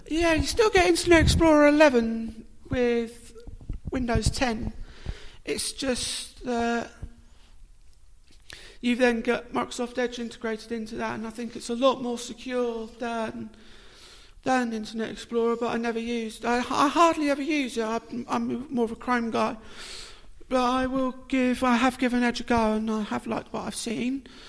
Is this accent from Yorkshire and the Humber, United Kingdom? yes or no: no; Portsmouth, South East England, United Kingdom; I was born in Portsmouth.